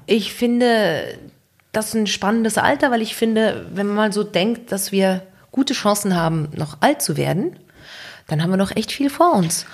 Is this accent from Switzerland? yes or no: yes; Switzerland; bei uns in der Schweiz